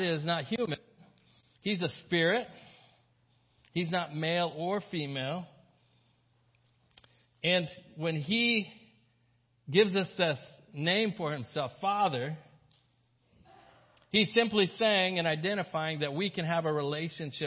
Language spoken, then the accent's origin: English; the South, United States; I grew up in the South